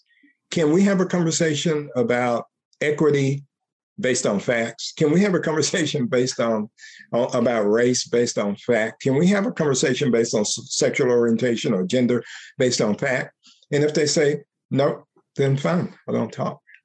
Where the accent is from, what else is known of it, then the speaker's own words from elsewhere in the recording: United States; I'm an American. I'm a man. I'm a Black man.